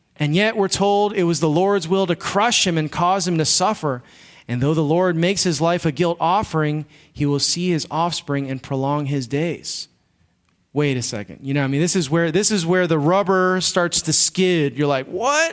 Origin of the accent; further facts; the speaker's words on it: Chicago, Illinois, United States; moved away; I grew up in Chicago